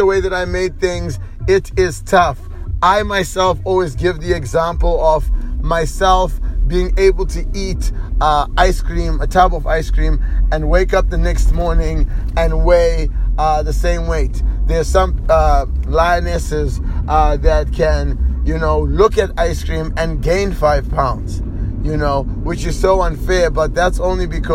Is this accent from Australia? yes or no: no; Zimbabwe; I am from Zimbabwe